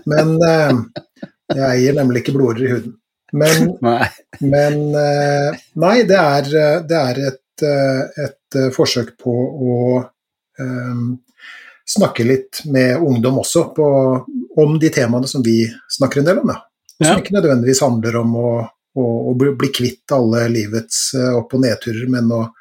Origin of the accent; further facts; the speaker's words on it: Trøndelag, Norway; now in Eastern Norway; Siden jeg flytta til Østlandet fra Trøndelag.